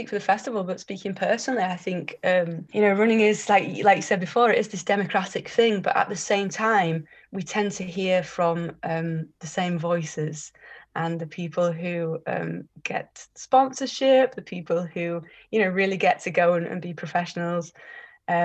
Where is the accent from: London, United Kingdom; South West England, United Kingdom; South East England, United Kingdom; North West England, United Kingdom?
North West England, United Kingdom; Liverpool; 17 years, born and bred in Liverpool.